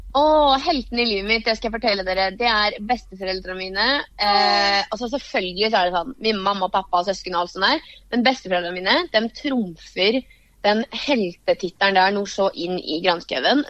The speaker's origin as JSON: {"language": "Norwegian", "town": "Varteig", "region": "Østfold", "country": "Norway", "said": "Vartei er liksom tettsted der jeg er fra"}